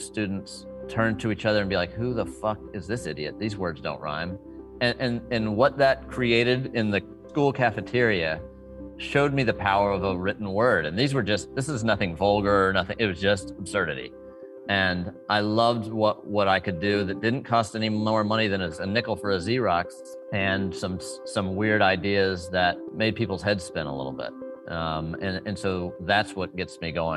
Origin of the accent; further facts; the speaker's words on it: Dallas, Texas, United States; I was a kid growing up in Dallas